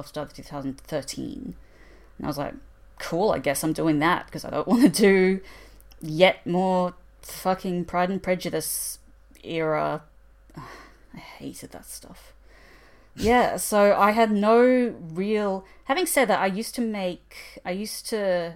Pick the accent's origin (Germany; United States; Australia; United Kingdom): Australia